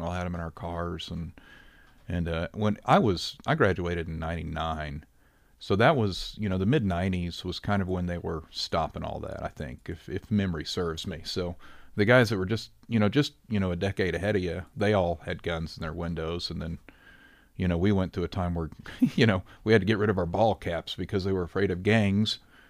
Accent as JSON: {"language": "English", "town": "Rogersville", "region": "Missouri", "country": "United States", "tie": "born or raised there"}